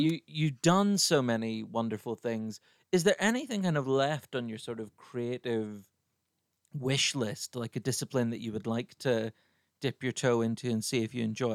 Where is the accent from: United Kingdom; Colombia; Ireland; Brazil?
Ireland; growing up in Ireland